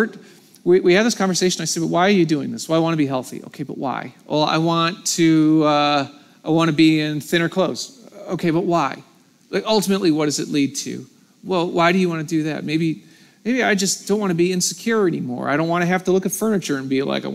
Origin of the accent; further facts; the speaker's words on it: United States; I'm American